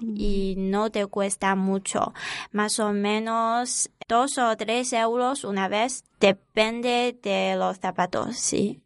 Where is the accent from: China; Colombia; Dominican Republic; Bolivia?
China; Zhejiang; Spanish is a second language; moved away as an adult; now in Alcalá de Henares, Spain; soy de la parte del sur de China y de la provincia de Zhejiang. Es una provincia costera.